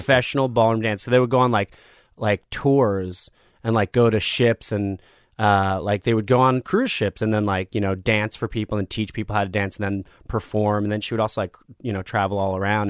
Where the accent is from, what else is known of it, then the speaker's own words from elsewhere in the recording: Asbury Park, New Jersey, United States; also born or lived in Michigan / Neptune, New Jersey; I grew up in New Jersey. So I was born in Michigan